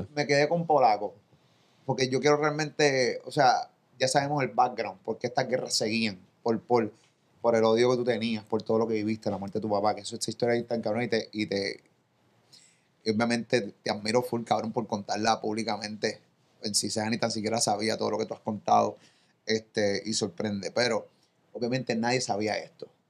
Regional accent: Puerto Rico; Yo que yo soy de Rolling Hills, de frente a los Milton, yo me creí en cooperativa Rolling Hills frente a los Mirtos.

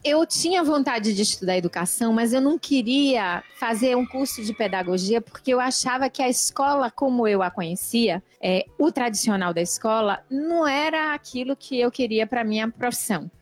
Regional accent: Bahia, Brazil; eu costumo usar um termo bem baiano, que é de onde eu venho

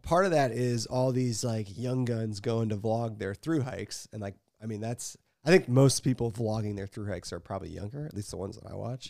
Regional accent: Ohio, United States; We don't have actual skiing in Ohio

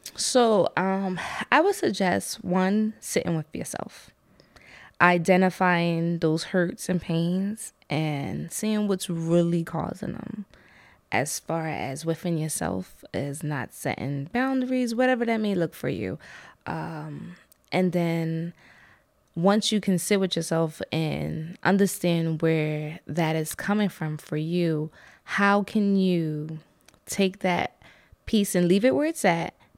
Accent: New York City, New York, United States; now in Lancaster, United States; I was born in the Bronx

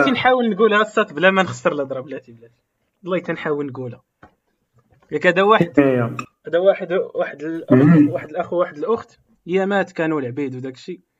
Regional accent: Morocco; كمغربي مزيان انك تعيش في المغرب مثلا ديجا الثقافه ديالك يعني كتعيش مرتاح فهمتي الناس ديالك اللغه ديالك هذه كاينه

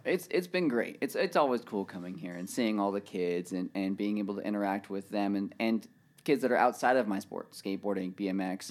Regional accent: Murrieta, California, United States; I'm from Marietta, California.

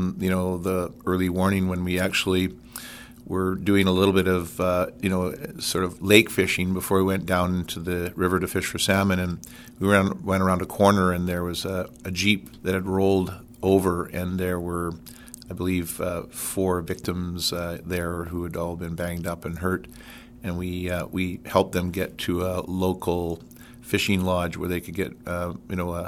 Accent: Port Alberni, British Columbia, Canada; also born or lived in Fraser Valley, British Columbia; I was born and raised in British Columbia. Actually, Port Alberni, British Columbia, on Vancouver Island

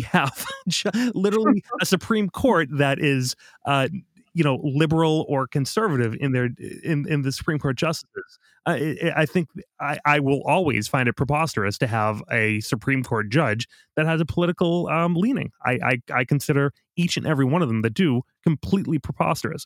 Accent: Boston, Massachusetts, United States; I was from Boston

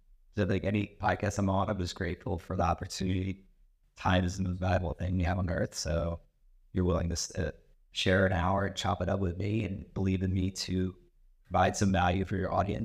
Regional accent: Burlington, New Jersey, United States; also born or lived in Philadelphia; I grew up in Burlington, New Jersey. I went to Rutgers University, got my engineering degree

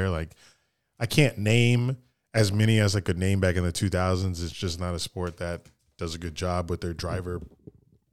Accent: Daytona Beach, Florida, United States; We grew up in Daytona.

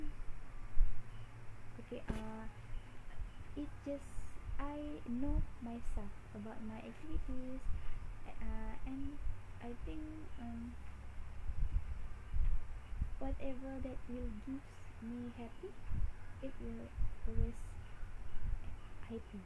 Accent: Johor, Malaysia; my hometown in Johor

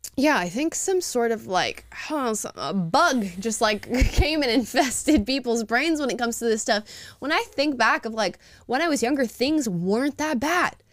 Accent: Florida, United States; now in California, United States; I'm from Florida

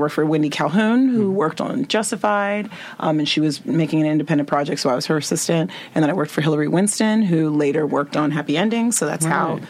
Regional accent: Nigeria; I'm Nigerian and my family was like, why aren't you a doctor?

